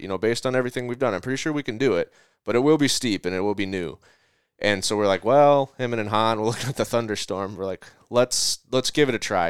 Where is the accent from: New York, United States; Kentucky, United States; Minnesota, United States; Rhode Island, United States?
Minnesota, United States; my hometown of or home state of Minnesota